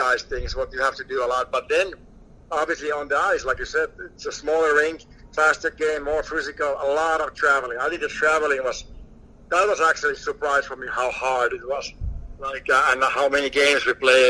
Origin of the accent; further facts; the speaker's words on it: Finland; moved away as an adult; Growing up in Finland, we don't have a trade